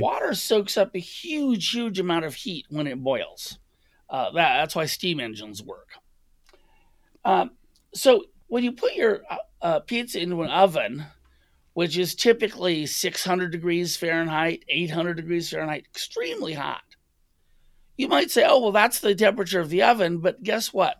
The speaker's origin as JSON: {"language": "English", "town": "Los Angeles", "region": "California", "country": "United States", "tie": "born or raised there", "said": "I grew up in the United States, and my first pizza was a chain pizza from Shakey's in L"}